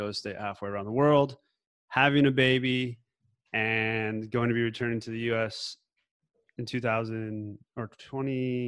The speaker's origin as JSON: {"language": "English", "town": "Denver", "region": "Colorado", "country": "United States", "tie": "born or raised there", "also_born_or_lived": "California", "moved": "as an adult", "said": "I'm originally from Denver, Colorado, born and raised"}